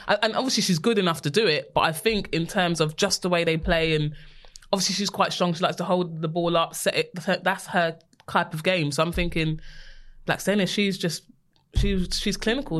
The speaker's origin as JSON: {"language": "English", "region": "London", "country": "United Kingdom", "said": "we're from West London"}